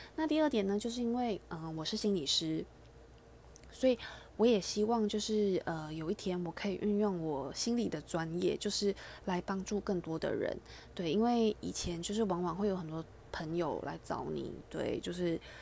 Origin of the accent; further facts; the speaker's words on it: Malaysia; moved away as an adult; now in Taiwan; 因为我本身是马来西亚人，所以我其实在马来西亚，呃，我，我高中以前都在马来西亚生活